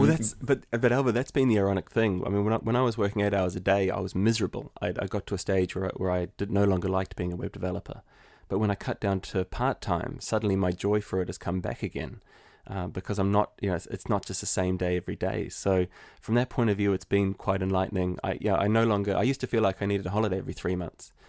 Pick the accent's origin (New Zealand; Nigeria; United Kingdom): New Zealand; moved away as an adult; now in Limerick, Ireland; So, I'm originally from New Zealand, and I moved to Ireland in the heart of the recession in two thousand eleven.